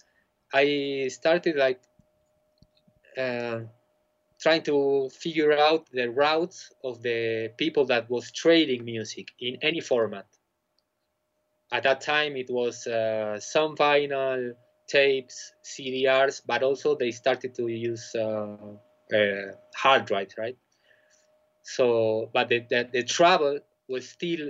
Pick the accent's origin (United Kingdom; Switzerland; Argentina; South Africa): Argentina; moved away as an adult; also born or lived in Buenos Aires; now in Bolivia; I'm originally from Argentina